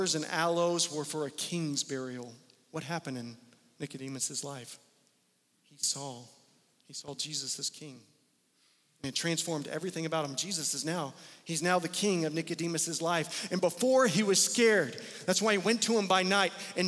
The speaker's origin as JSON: {"language": "English", "town": "Wichita", "region": "Kansas", "country": "United States", "said": "American, we're Wichitans"}